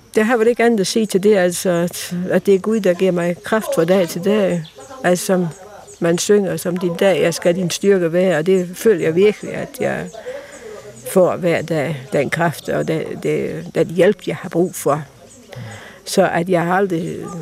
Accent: Denmark; moved away as an adult; also born or lived in Tanzania; now in Tarm, Denmark; komme hjem og måske opleve nogle år derhjemme i Danmark. Fordi at jeg har jo faktisk ikke boet i, Danmark siden i 61

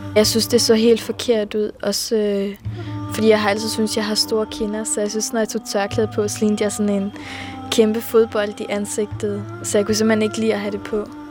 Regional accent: Skanderborg, Central Denmark Region, Denmark

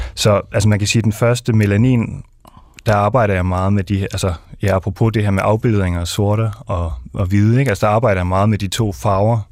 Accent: Denmark; er jeg dansk, øh, jeg er ikke indvandrer som sådan, så jeg må være dansk

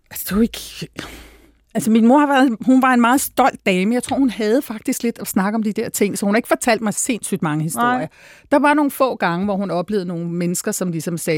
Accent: Denmark; born there; jeg taler godt dansk. Jeg, bare sådan, jamen, jeg er født i Danmark.

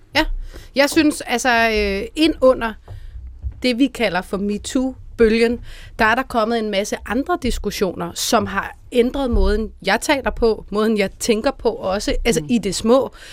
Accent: Denmark; now in Copenhagen, Denmark; i en lille provinsby, hvor jeg kommer fra

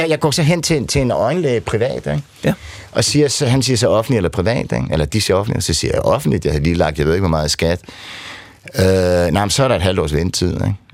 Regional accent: Nykøbing Falster, Zealand, Denmark; kommer jeg fra Nykøbing Falster

